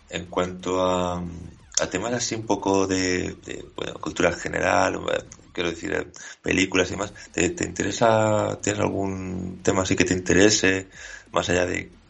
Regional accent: Asturias, Spain; now in Valencia, Spain; Exacto, sí, sí, yo vengo de Asturias.

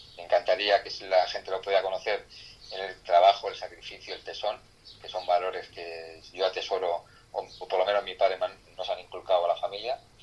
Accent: Extremadura, Spain; now in Villaviciosa de Odón, Spain; yo soy extremeño

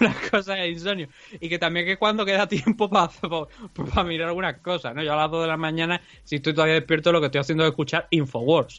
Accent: Andalusia, Spain; accent: andaluz; also born or lived in Valencia; por ser andaluz

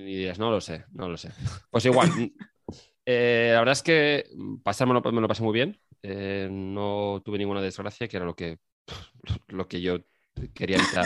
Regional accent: Spain; yo que soy de España

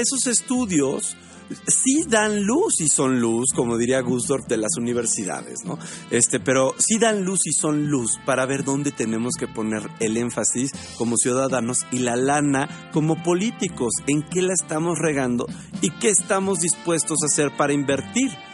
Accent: Mexico

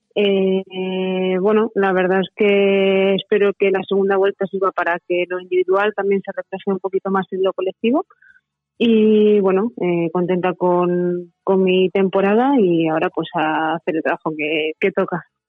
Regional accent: Manzanares, Castilla-La Mancha, Spain; moved away as an adult; also born or lived in northern Spain; mi pueblo Manzanares

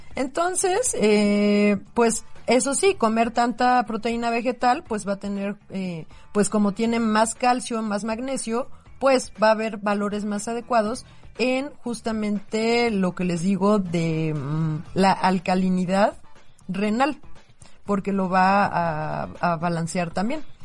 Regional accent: Mexico; somos muchísimos mexicanos

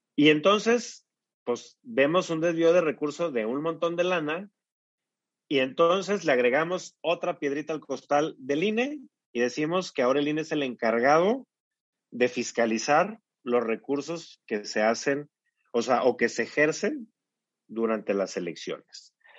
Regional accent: Mexico; somos vecinos de Estados Unidos

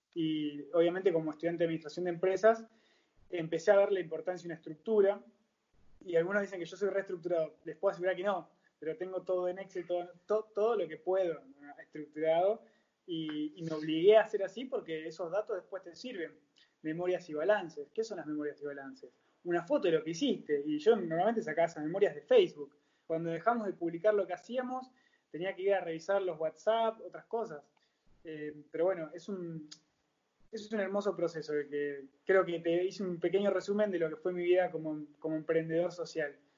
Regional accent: Bariloche, Río Negro, Argentina; moved away as an adult; now in La Plata, Argentina; yo soy nacido en Bariloche

